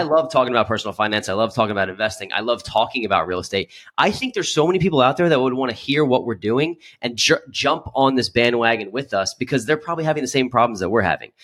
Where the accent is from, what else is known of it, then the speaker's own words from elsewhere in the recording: Philadelphia, Pennsylvania, United States; I'm from the Philadelphia